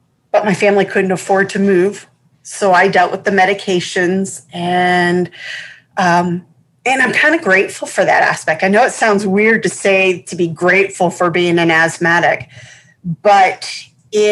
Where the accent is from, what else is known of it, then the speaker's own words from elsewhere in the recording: Massachusetts, United States; I grew up in Massachusetts, so that was my primary, it was where I spent most of my youth, was in Mass.